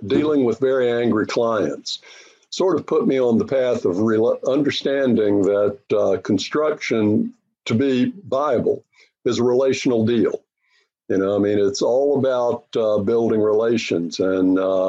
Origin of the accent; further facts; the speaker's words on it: North Carolina, United States; moved away; I grew up in North Carolina